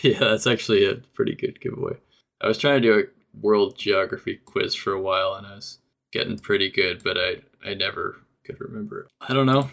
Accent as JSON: {"language": "English", "country": "Canada", "said": "I'm Canadian"}